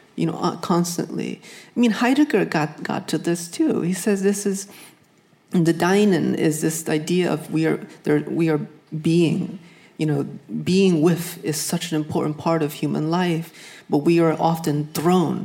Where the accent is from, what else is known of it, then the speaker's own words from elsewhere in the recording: New England, United States; I grew up in New England